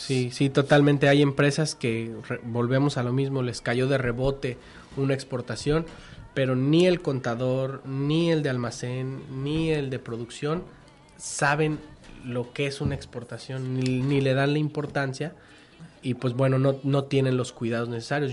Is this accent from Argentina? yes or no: no; Mexico; como mexicanos la verdad somos así